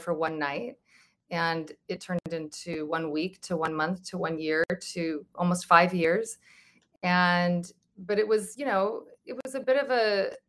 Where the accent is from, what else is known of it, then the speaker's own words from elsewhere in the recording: Santa Monica, California, United States; I was born on October 7th, 1974 in Santa Monica